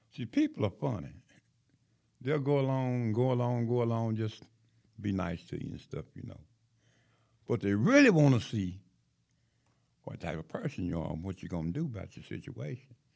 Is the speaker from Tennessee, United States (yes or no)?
yes; Knoxville, Tennessee, United States; now in Huntsville, United States; I was born in Knoxville, Tennessee